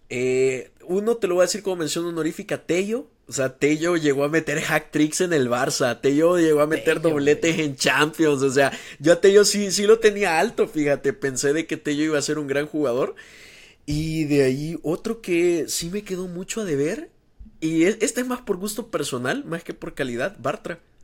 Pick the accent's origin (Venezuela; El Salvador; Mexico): El Salvador